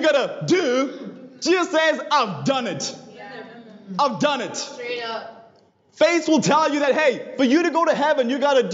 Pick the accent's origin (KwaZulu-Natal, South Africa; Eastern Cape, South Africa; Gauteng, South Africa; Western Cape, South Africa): Gauteng, South Africa; Johannesburg; I grew up in Johannesburg, South Africa